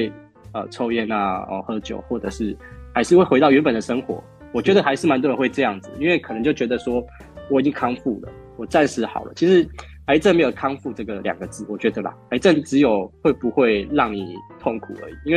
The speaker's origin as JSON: {"language": "Chinese", "region": "Kaohsiung", "country": "Taiwan", "moved": "as an adult", "lives_now": "Penghu, Taiwan", "said": "我是高雄人，哦，是高雄籍的。"}